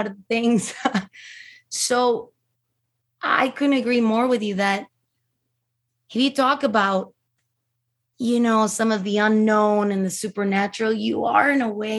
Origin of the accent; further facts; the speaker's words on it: Mexico City, Mexico; I'm from Mexico City. So we know, you know, as Mexicans, as Latin Americans, we are very superstitious, very spiritual people. We believe in everything you can imagine, you know, and so I grew up in a very Catholic house